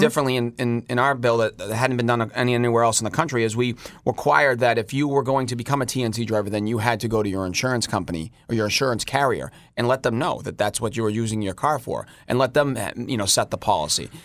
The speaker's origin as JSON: {"language": "English", "town": "Boston", "region": "Massachusetts", "country": "United States", "tie": "born or raised there", "said": "I was born and raised in the North End"}